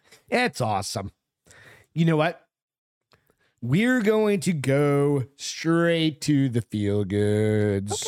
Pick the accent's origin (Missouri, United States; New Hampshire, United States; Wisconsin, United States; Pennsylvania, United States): New Hampshire, United States; Hampton; moved away; New Hampshire, where I grew up